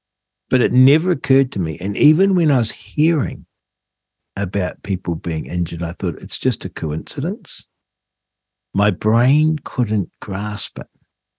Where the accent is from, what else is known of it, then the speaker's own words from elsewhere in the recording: New Zealand; I had no horse in the race other than as a New Zealander.